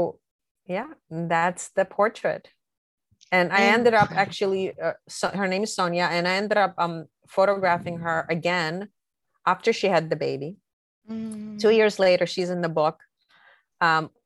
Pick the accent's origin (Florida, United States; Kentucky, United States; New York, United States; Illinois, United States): New York, United States; New York City; a dear friend that I grew up with in Brooklyn